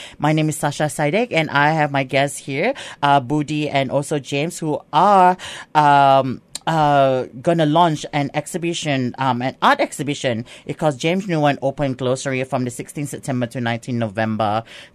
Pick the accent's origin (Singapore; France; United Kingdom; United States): Singapore; first language English; now in Australia; English is my first language in Singapore